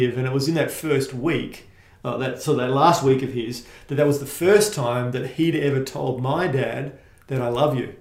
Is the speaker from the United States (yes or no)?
no; Bayswater, Western Australia, Australia; also born or lived in northern suburbs; I grew up in Bayswater